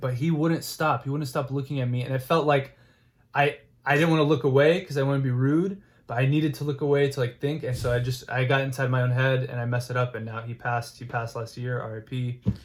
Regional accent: Houston, Texas, United States; growing up in Houston

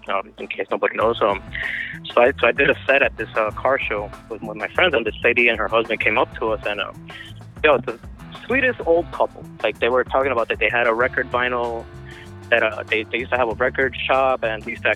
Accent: Miami, Florida, United States; I am a Latino American, and I grew up in Miami, not in the best of neighborhoods

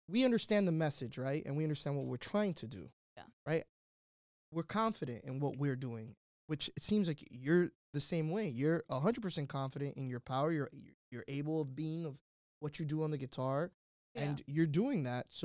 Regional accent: London, United Kingdom; born there; Yeah, I was born in London.

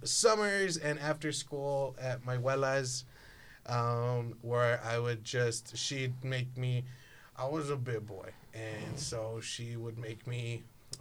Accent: South Texas, United States; growing up in South Texas

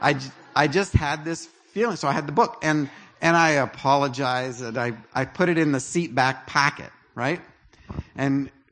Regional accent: Canada; I'm Canadian

